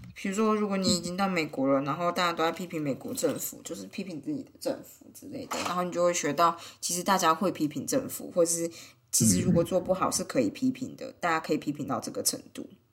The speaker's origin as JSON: {"language": "Chinese", "country": "Taiwan", "moved": "as an adult", "lives_now": "Switzerland", "said": "我从台湾来，就是用法语啦"}